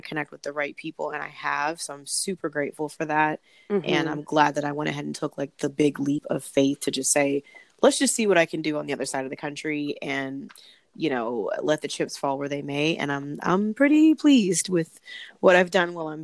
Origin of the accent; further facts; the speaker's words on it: Long Beach, California, United States; moved away as an adult; now in Washington, D.C. area, United States; But I'm originally from Long Beach, California, and that's where my home base is.